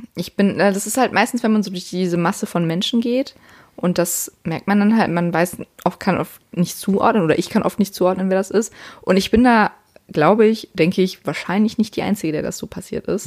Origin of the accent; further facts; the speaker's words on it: Siegen, North Rhine-Westphalia, Germany; bei uns in Siegen